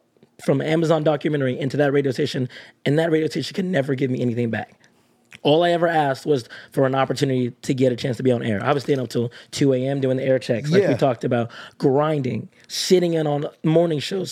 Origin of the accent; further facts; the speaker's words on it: Texas, United States; moved away as an adult; also born or lived in Kansas; now in Nashville, United States; growing up in Texas, I understood the country lifestyle.